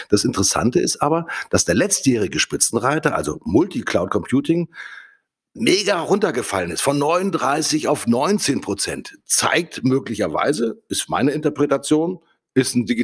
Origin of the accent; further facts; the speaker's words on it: Hamburg, Germany; Ich komme aus Hamburg.